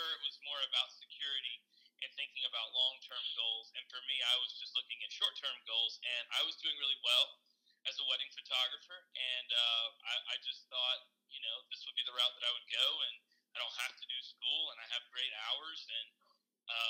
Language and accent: English; Columbus, Georgia, United States; We grew up in Columbus, Georgia